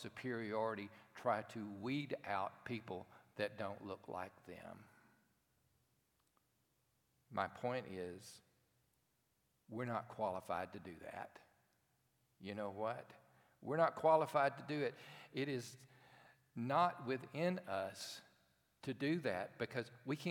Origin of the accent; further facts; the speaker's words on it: Cherokee, Alabama, United States; I grew up in a town called Cherokee, Alabama